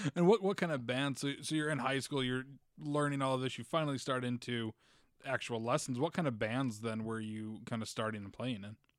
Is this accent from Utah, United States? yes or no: yes; Utah, United States; I grew up in Utah